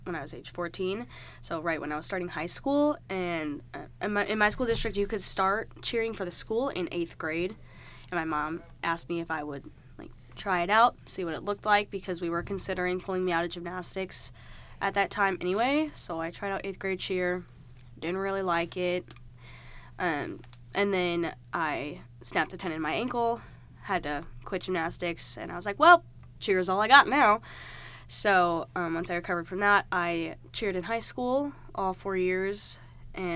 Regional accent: Wentzville, Missouri, United States; I'm from Wentzville, Missouri, so it's just about 30 minutes from here

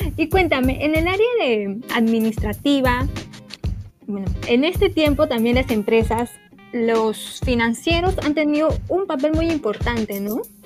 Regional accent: Peru; los peruanos somos muy consumistas

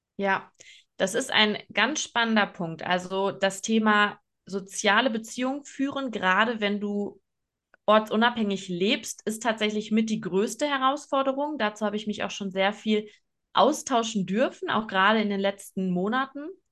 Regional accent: Oer-Erkenschwick, North Rhine-Westphalia, Germany; moved away as an adult; ich bin in Ohrerkenschwick aufgewachsen. Luisa und ich waren beide dort auf dem ähm, Gymnasium

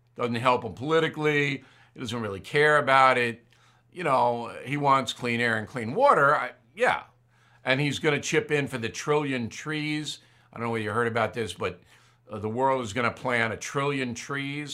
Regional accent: United States; I'm an American

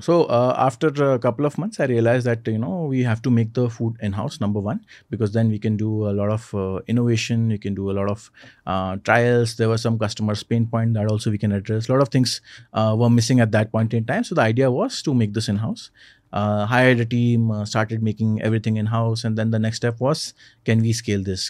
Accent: Indore, Madhya Pradesh, India; now in Bangalore, India; my hometown in Indore

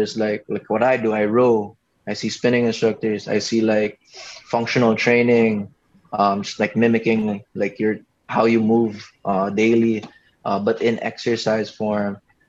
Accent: Cebu, Central Visayas, Philippines; also born or lived in Manila; I came from Cebu, so I was just into whatever sports there. I was into track and field, so that's why I was pretty payat. And then when I moved to Manila, there's basketball.

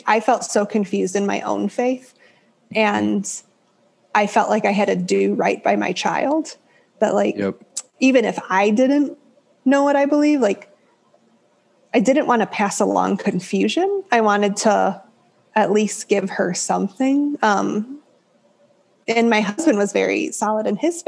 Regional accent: Chicago, Illinois, United States; moved away as an adult; now in Idaho, United States; I'm from Chicago all my life up until recently

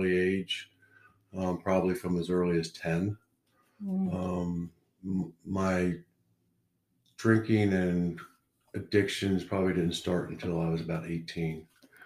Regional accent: Oklahoma, United States; moved away as an adult; also born or lived in New York / North Carolina; now in Utah, United States; I grew up in Oklahoma

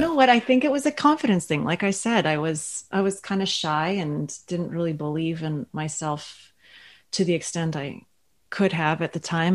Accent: Ottawa, Ontario, Canada; also born or lived in Toronto; now in Thunder Bay, Canada; I'm originally from Ottawa

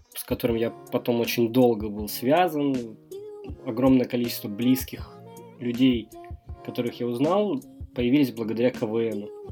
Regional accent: Stavropol, Stavropol Krai, Russia; Я из Ставрополя

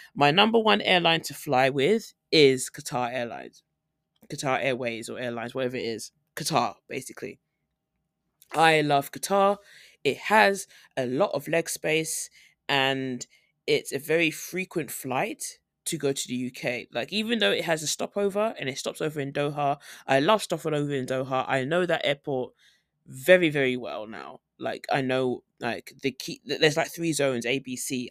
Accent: United Kingdom; moved away as an adult; now in South Korea; I'm flying from Korea to home, like, back in the U K

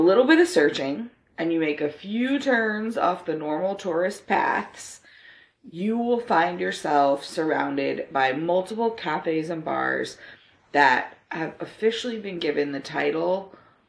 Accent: Florida, United States; I did take Spanish in high school and I grew up in Florida

